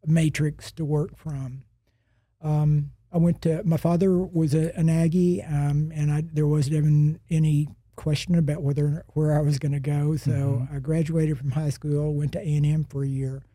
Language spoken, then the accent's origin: English; Big Spring, Texas, United States; I was born in West Texas in Big Spring, and my father owned the grocery store